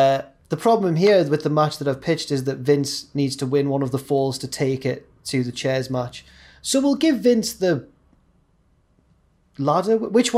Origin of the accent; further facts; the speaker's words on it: Scotland, United Kingdom; accent: Scottish; my Scottish accent's acceptable at least.